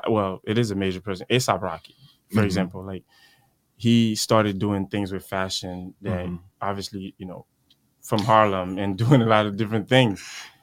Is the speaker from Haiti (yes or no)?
yes; Haiti; now in United States; I'm Haitian. Okay. You know, I come from Haiti. Mm-hmm. I was born there and came to the United States.